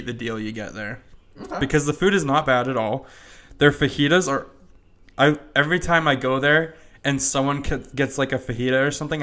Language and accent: English; Heber, United States; growing up in Heber